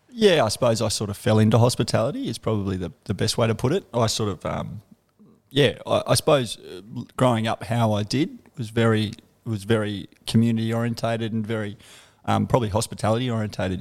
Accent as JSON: {"language": "English", "town": "Canberra", "region": "Australian Capital Territory", "country": "Australia", "tie": "born or raised there", "moved": "as an adult", "said": "I'm from Canberra, um, a suburb called McGregor. Um, yeah, grew up there, uh, lived there till I was about thirty odd."}